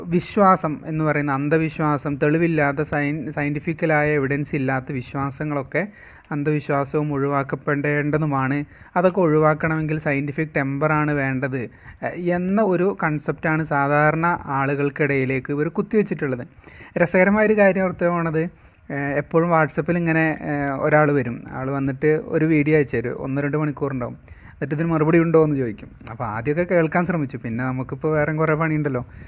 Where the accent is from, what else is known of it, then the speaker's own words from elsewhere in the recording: Thrissur, Kerala, India; ഞാൻ തൃശ്ശൂർക്കാരനാണ്